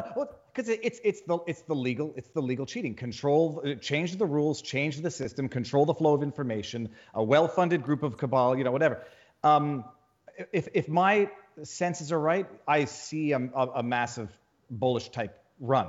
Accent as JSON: {"language": "English", "region": "Quebec", "country": "Canada", "moved": "as an adult", "lives_now": "Florida, United States", "said": "I come from Canada"}